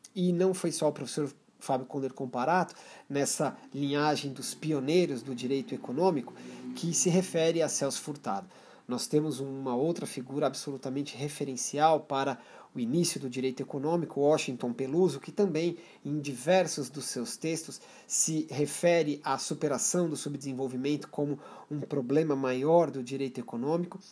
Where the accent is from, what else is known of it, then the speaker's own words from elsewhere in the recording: Brazil; como brasileiros